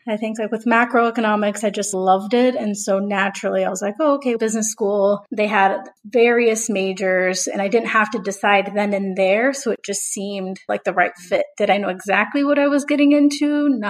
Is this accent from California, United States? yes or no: no; Houston, Texas, United States; I'm from Houston, Texas, and I am of Mexican descent.